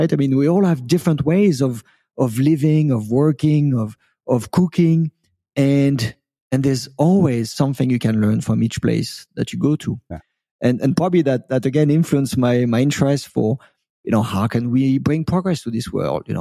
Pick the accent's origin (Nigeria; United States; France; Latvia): France; born there; I was I was born in France, but I quite never lived in France. I've been an immigrant all of my life, believe it, believe it or not.